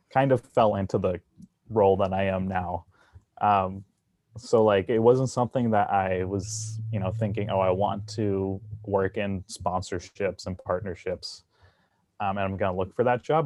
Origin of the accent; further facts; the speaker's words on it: New Jersey, United States; moved away; I grew up in New Jersey